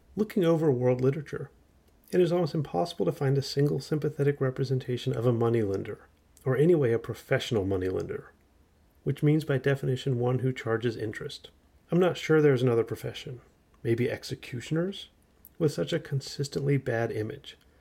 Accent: United States; as an American teenager who grew up in the nineties

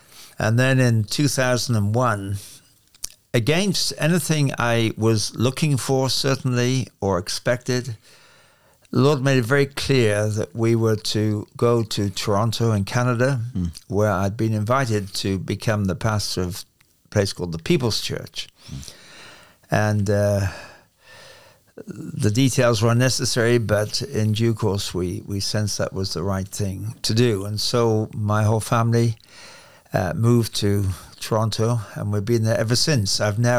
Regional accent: England, United Kingdom; As you'll tell from my accent, I'm English, which means it's not an accent. It's the real thing. It's called English. And I'm from England.

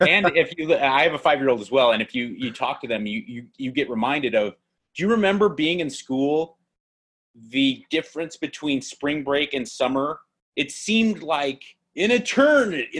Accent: Los Angeles, California, United States; they go so where are you from i say

